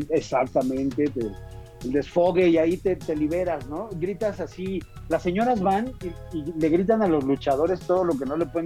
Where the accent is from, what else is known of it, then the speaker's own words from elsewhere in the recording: Mexico City, Mexico; born there; Nací en la México.